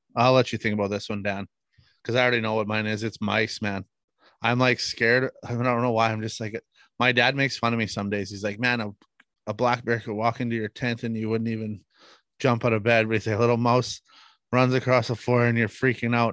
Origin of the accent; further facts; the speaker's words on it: Manitoba, Canada; we're from Manitoba. Uh, I live in the western part of Manitoba, uh, in a town or a city called Brandon